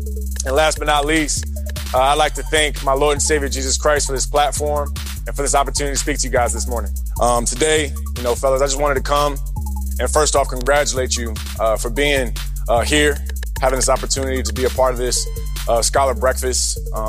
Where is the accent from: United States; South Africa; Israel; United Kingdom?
United States; Virginia Beach, Virginia; I grew up here in Virginia Beach, Woodstock area in College Park.